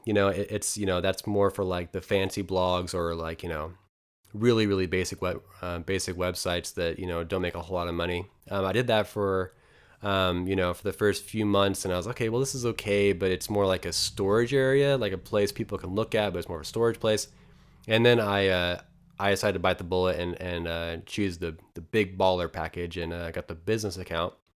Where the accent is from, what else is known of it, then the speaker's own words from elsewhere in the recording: Eastern Oregon, United States; moved away; I'm from a very, very small town of about two hundred people, um, in, in Eastern Oregon